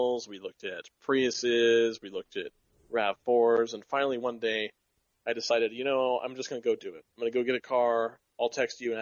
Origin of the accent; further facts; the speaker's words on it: hometown north of Sacramento, California, United States; up here, up in my hometown